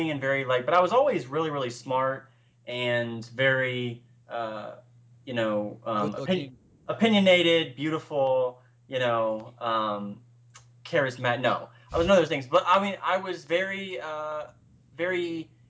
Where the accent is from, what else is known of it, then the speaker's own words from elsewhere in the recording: the South, United States; accent: Southern; now in Charleston, United States; I grew up in the South